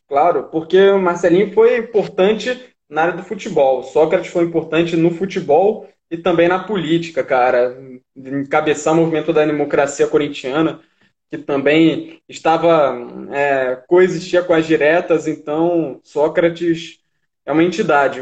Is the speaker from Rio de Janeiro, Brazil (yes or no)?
yes; Rio de Janeiro, Brazil; moved away; also born or lived in São Paulo; Eu sou carioca